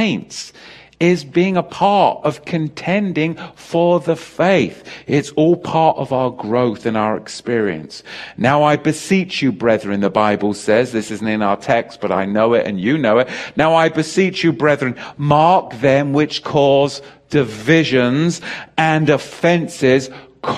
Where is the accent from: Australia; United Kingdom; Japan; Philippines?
United Kingdom; England; I grew up in England, as you know, with the Church of England school system